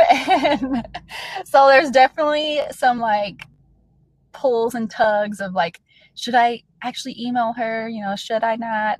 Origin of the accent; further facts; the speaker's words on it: Metropolis, Illinois, United States; also born or lived in Kentucky; now in Iowa, United States; I was born in Kentucky, I was raised in southern Illinois. It's a really small town. Actually, it's the home of Superman